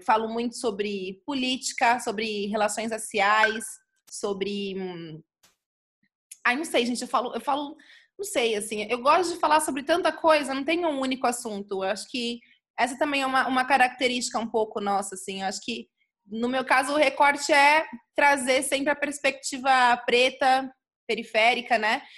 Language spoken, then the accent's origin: Portuguese; São Paulo, Brazil; nascida e criada no Jardim Miriam, zona sul de São Paulo